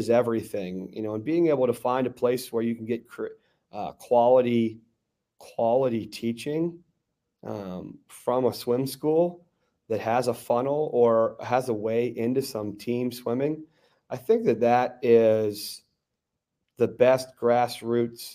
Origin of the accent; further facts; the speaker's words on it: Garden City, United States; in the community that I grew up in, outside of Monrovia, a place called Garden City